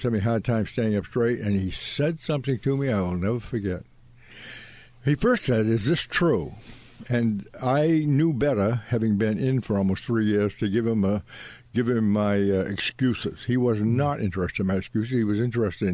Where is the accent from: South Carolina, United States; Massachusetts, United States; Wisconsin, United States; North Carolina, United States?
Massachusetts, United States; Ipswich; born or raised there